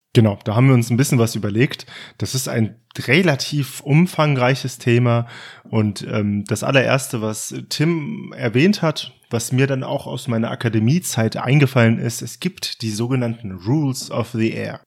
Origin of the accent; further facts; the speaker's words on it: Hesse, Germany; als Hesse